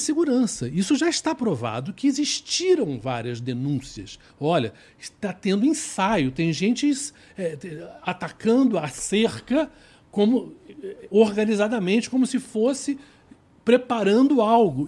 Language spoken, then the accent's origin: Portuguese; Rio de Janeiro, Brazil; eu sou do Rio